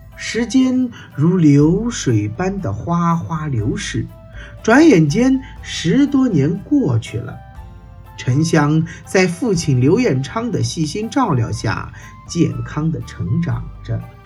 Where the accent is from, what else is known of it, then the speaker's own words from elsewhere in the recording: China; 我们中国人都称自己是炎黄子孙